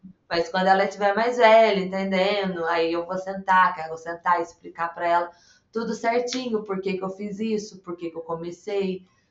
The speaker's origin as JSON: {"language": "Portuguese", "region": "south of Minas Gerais", "country": "Brazil", "said": "sou aqui do sul de Minas Gerais"}